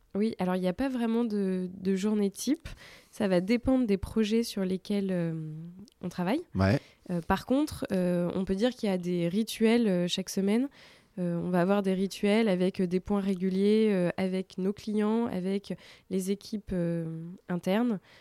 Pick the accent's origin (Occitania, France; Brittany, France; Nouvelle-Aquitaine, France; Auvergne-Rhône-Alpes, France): Nouvelle-Aquitaine, France; Bordeaux; moved away as an adult; now in Paris, France; je viens de Bordeaux